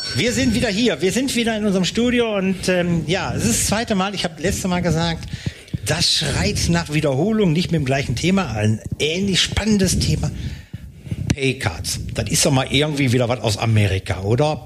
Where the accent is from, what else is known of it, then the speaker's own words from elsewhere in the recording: North Rhine-Westphalia, Germany; moved away; ich komme ja aus Nordrhein-Westfalen